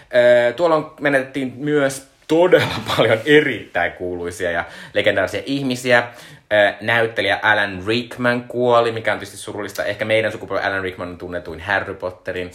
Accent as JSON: {"language": "Finnish", "town": "Joensuu", "region": "North Karelia", "country": "Finland", "moved": "yes", "said": "Mistä mä oon kotoisin, Joensuussa oli ihan suunnittelun kokoinen Anttila"}